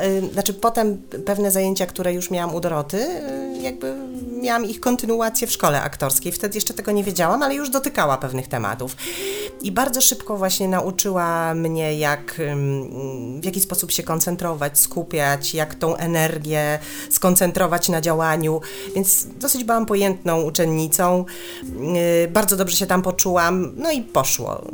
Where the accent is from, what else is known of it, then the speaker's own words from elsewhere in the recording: Chorzów, Silesian Voivodeship, Poland; moved away; pochodzę ze Śląska